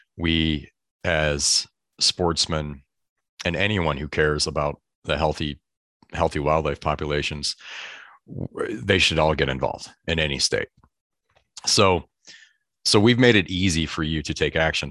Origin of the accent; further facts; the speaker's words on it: southeast Michigan, United States; now in San Francisco Bay Area, United States; I grew up on Lake Erie, uh, southeast Michigan